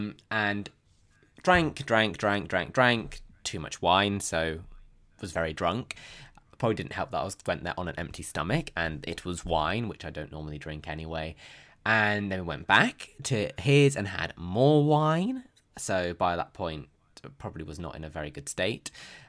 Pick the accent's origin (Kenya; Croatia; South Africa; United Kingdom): United Kingdom; South West England; See, I forgot where I'm from, clearly, because, you know, I'm from Devon. So, I mean, I am as common as they come.